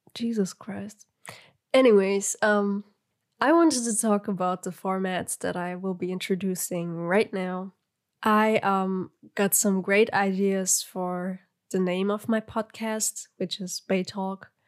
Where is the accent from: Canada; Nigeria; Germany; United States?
Germany; I'm from Germany and I pretty much have, like, have a Turkish ethnicity